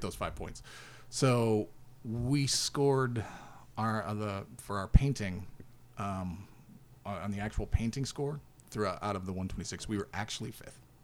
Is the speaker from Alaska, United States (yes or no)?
yes; Alaska, United States; We're from Alaska